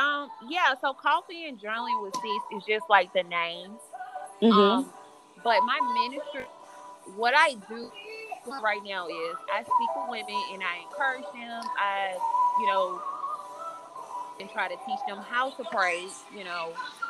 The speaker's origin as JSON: {"language": "English", "town": "Birmingham", "region": "Alabama", "country": "United States", "tie": "born or raised there", "said": "I'm from Birmingham, Alabama."}